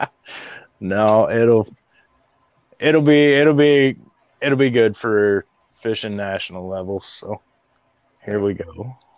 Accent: Iowa, United States; I'm a Midwest boy, born and raised in Iowa

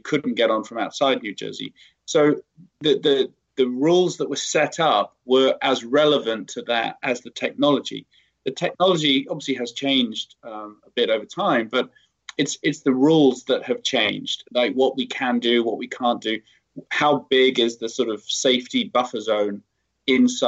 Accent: United Kingdom; moved away; I'm British

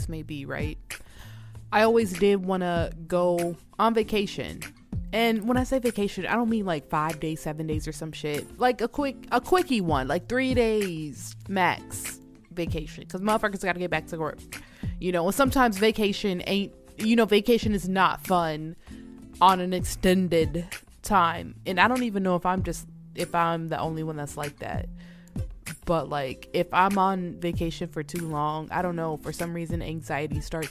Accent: Atlanta, Georgia, United States; now in Minnesota, United States; I'm not born and raised here in Minnesota, y'all. I'm from Georgia, Atlanta, okay? I'm not from up north. I'm from the south, born and raised in the south

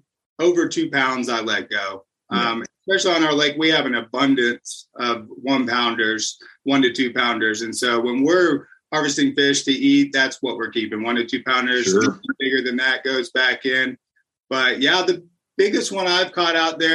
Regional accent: Lakeland, Florida, United States; I grew up in Lakeland, which is about 30 minutes away from here.

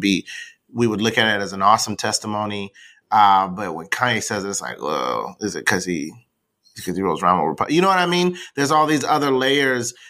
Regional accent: the South, United States; I'm from the South

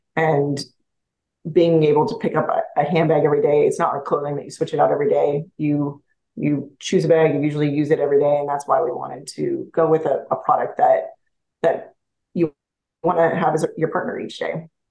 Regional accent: Montana, United States; moved away as an adult; I grew up in Montana.

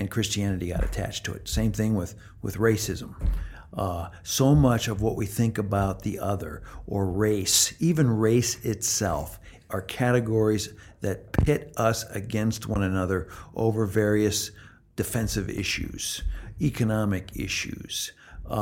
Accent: Midwest, United States; also born or lived in Canada; I'm from the Midwest and Canada before

